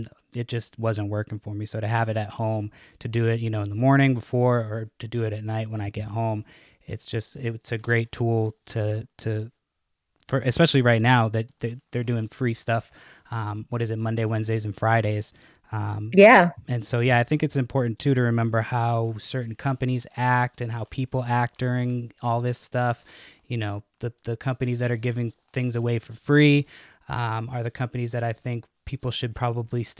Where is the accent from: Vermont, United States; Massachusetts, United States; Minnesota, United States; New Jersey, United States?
Massachusetts, United States; I grew up in Massachusetts